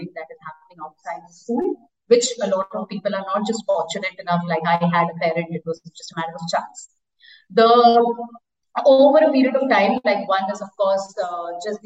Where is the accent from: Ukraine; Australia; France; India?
India; eastern India; moved away; So I'm from India. I grew up in a small town in eastern India